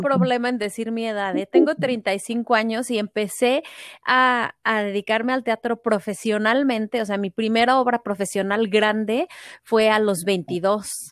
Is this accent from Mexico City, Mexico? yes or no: yes; Mexico City, Mexico; also born or lived in Cancún; Yo nací y crecí en la Ciudad de México